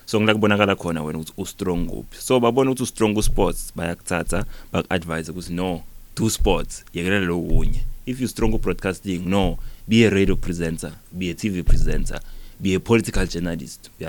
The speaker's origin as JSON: {"language": "Zulu", "town": "Nhlazatshe", "region": "Mpumalanga", "country": "South Africa", "tie": "born or raised there", "said": "it's a simple guy it's a normal guy eh, lokhulele endzaweni yasenhlazatshe khona la sifundeni sami sempumalanga had a normal childhood"}